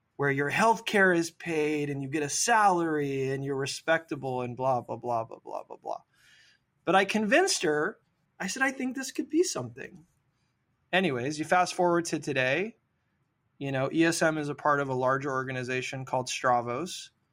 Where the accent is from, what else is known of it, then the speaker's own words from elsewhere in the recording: Sacramento, California, United States; I grew up here in Sacramento on American River Drive